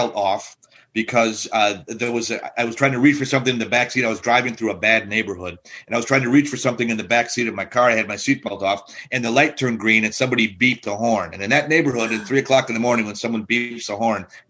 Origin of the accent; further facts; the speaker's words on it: Milwaukee, Wisconsin, United States; I grew up in Wisconsin